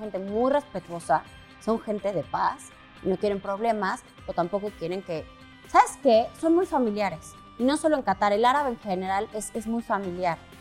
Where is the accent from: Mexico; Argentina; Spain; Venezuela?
Mexico; como mexicanos somos muy dicharacheros y muy amigueros